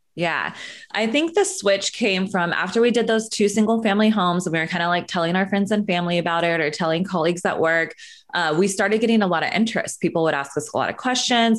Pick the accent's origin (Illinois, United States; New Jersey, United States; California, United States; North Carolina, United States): California, United States; Northern; moved away as an adult; also born or lived in Sacramento; now in Los Angeles, United States; I grew up in Northern California